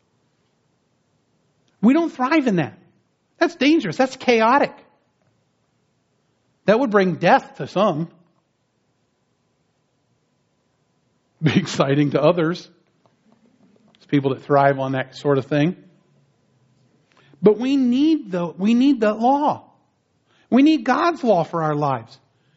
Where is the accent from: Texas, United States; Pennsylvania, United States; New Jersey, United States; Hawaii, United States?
New Jersey, United States; now in San Diego, United States; I grew up back east in New Jersey